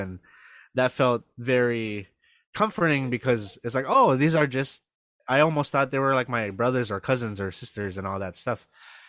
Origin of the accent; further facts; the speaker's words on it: Kauai, Hawaii, United States; moved away as an adult; now in Los Angeles, United States; I am originally from Kauai. I'm now based in, as you said, I'm based in LA right now. I've been in LA for about 4 years now, and I am a I believe I'm a first generation. I was born in Hawaii